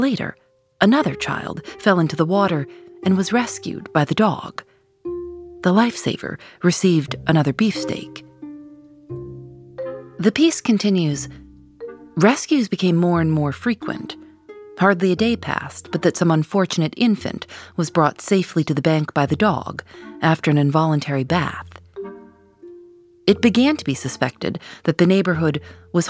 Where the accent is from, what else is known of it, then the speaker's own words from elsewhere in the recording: Chicago, Illinois, United States; When I was growing up in Chicago, my family